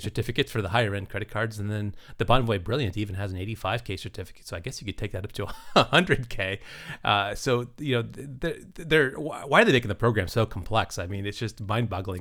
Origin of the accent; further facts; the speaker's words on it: United States